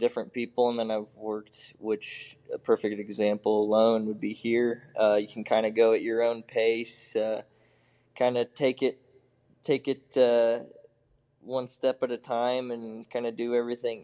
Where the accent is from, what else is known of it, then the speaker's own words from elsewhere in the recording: Muscatine, Iowa, United States; moved away; I was raised in eastern Eastern Iowa in Muscatine